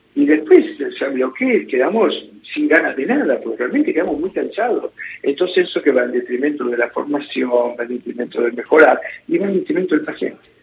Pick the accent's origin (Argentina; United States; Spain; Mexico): Argentina; los profesionales argentinos somos muy bien considerados